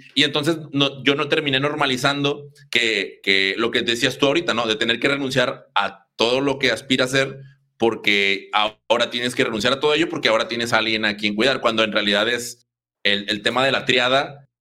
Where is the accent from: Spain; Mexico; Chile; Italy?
Mexico; como mexicanos